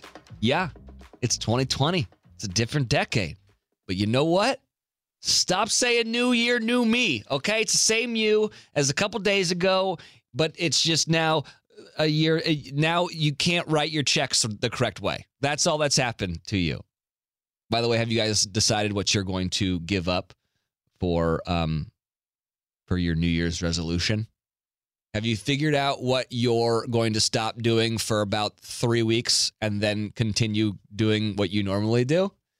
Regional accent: California, United States; because I grew up basically in the Bay Area, so I grew up a Raider fan, but I went to journalism school at the University of Mississippi, or Ole Miss

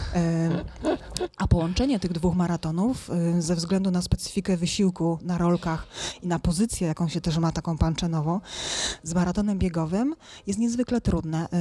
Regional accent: Silesian Voivodeship, Poland; rodzina górnicza ze Śląska

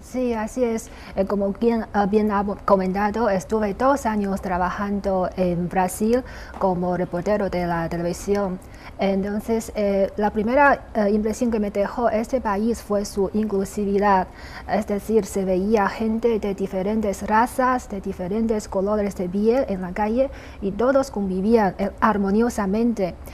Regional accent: China; also born or lived in Brazil; los chinos

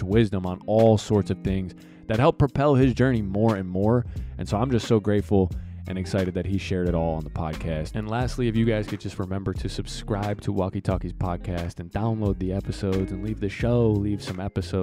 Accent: New Jersey, United States; moved away as an adult; now in Pittsburgh, United States; I'm from New Jersey

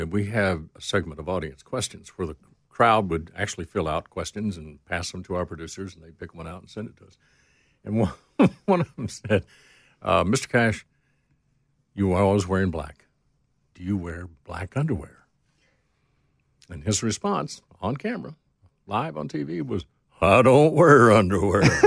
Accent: Rogersville, Tennessee, United States; moved away; I had some friends in from my hometown of Rogersville

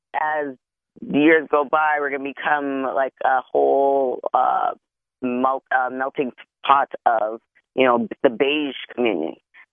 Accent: Canada; I'm Canadian

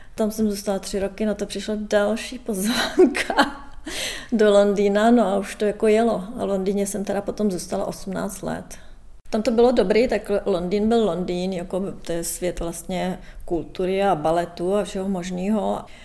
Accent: Czechia; moved away as an adult; now in London, United Kingdom; Stále se cítím jako Češka, budu vždycky Češka.

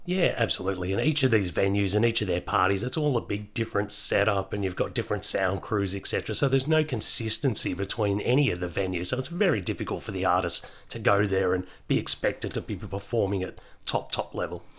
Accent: Melbourne, Victoria, Australia; I grew up in Melbourne

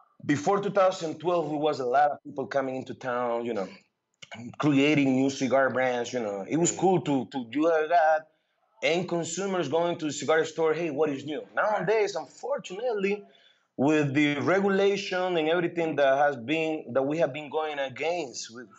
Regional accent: Nicaragua; English is a second language; moved away as an adult; also born or lived in Iowa

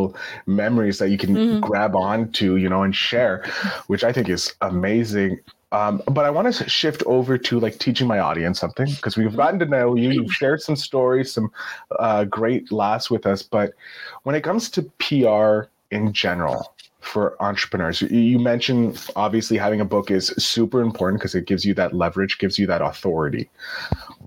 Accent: Canada; I'm Canadian

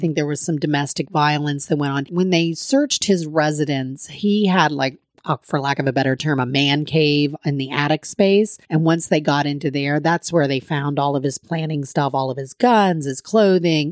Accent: United States; an American citizen

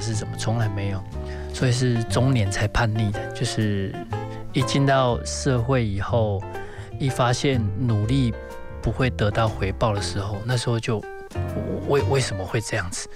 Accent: Taiwan; 当我说我是台湾人的时候

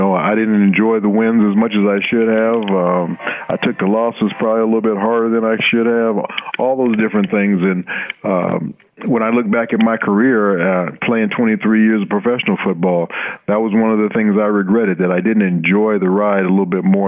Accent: Los Angeles, California, United States; You know, I grew up in Los Angeles, like you said. We weren't very well off.

